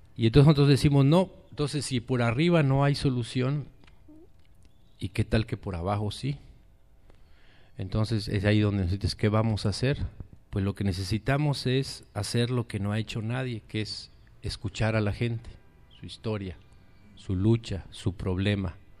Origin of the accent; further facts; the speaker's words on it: Chiapas, Mexico; nosotros somos allá de Chiapas, de las montañas del sureste mexicano